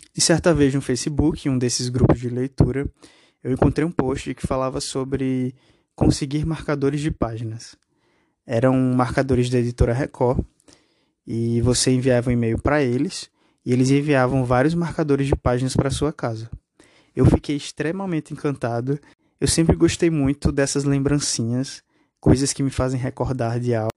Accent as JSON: {"language": "Portuguese", "town": "Picuí", "region": "Paraíba", "country": "Brazil", "tie": "born or raised there", "also_born_or_lived": "João Pessoa", "said": "eu sou natural de Picuí, uma cidade no interior da Paraíba"}